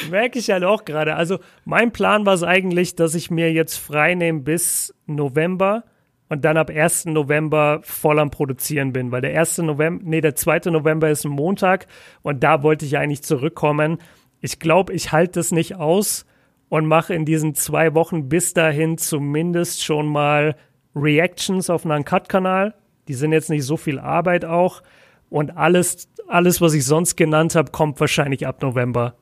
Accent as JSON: {"language": "German", "town": "Nuremberg", "region": "Bavaria", "country": "Germany", "tie": "born or raised there", "also_born_or_lived": "Ruhr area", "moved": "as an adult", "lives_now": "Bochum, Germany", "said": "bei uns in Nürnberg sagt halt jeder: Ich hole mir jetzt einen Leberkäse-Weckler"}